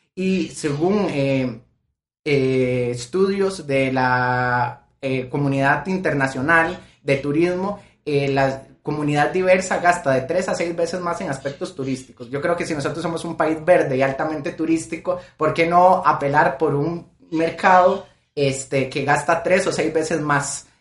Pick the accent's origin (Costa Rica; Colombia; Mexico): Costa Rica; soy de Costa Rica